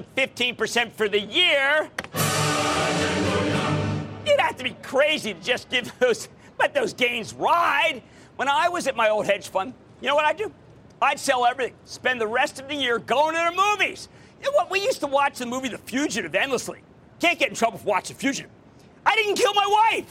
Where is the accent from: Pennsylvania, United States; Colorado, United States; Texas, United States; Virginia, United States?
Pennsylvania, United States; Philadelphia; Coming to you from my hometown, the hometown of the Super Bowl champs, the hometown of the Philadelphia Eagles.